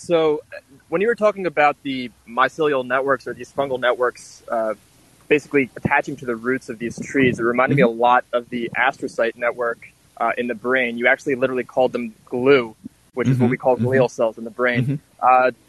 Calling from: Trenton, New Jersey, United States; from Trenton.

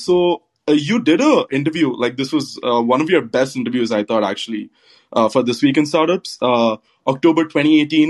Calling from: West Lafayette, Indiana, United States; So I'm calling in from Purdue, actually.

